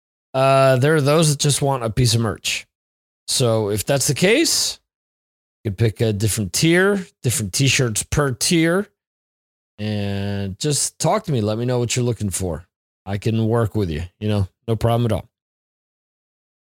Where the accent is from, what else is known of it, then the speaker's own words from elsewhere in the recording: New Jersey, United States; moved away; my home state of New Jersey